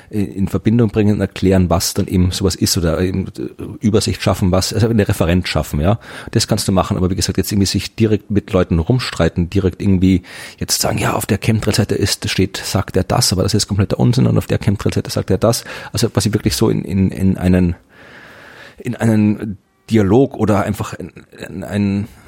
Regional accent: Thuringia, Germany; ich komme aus Thüringen

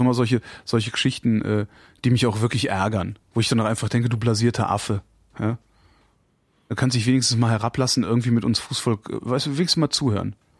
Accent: Erftstadt, North Rhine-Westphalia, Germany; Ich bin in dem Ort zur Schule gegangen, in der Hans-Martin Schleier, Ach. in dem Hans-Martin Schleier im Hochhaus äh, festgehalten wurde

